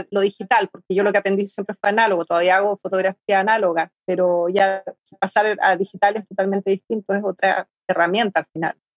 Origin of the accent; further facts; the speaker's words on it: Chile; moved away as an adult; also born or lived in Madrid / Valencia / Berlin; Eso fue, a ver, cuando salí, el 2003 yo salí de Chile. ¿Ya? Para, bueno, me fui a, a Madrid y después estuve, claro, en Valencia, 2004, 2007, 2009, hasta el 2009 viví 2008 viví en España, después me fui a Berlín.